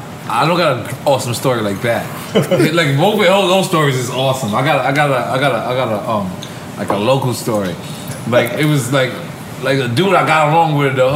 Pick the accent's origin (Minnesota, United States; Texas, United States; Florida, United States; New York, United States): New York, United States; I love growing up in New York.